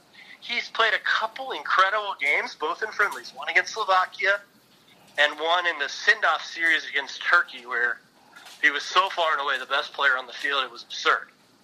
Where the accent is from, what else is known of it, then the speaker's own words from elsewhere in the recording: United States; as an American, I don't want to get all patriotic